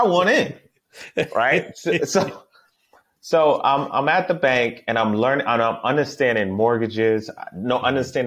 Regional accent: Boston, Massachusetts, United States; I'm from Boston, Massachusetts. I grew up in a town called Dorchester.

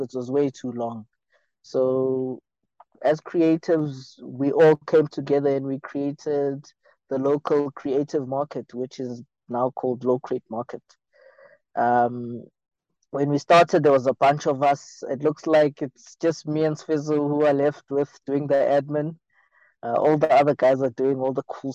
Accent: Soweto, Gauteng, South Africa; I come from Mzimhlophe, Soweto

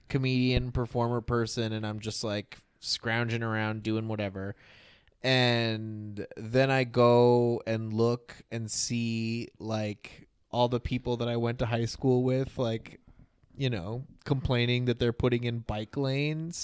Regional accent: United States; I'm an American

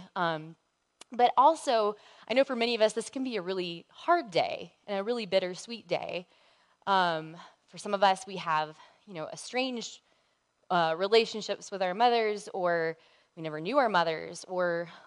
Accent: the South, United States; I grew up in the South

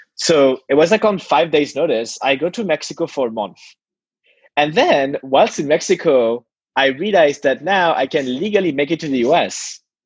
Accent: Paris, Île-de-France, France; I was born in Paris

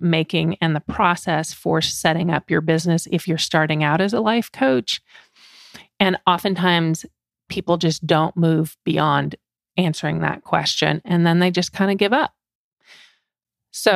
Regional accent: Canada; I grew up in Canada. I speak French

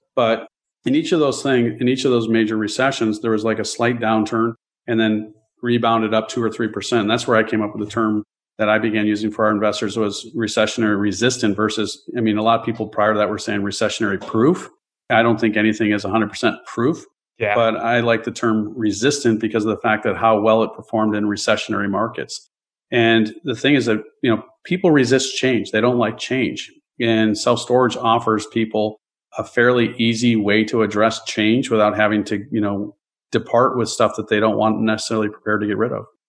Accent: Chicago, Illinois, United States; I grew up in the Chicagoland area

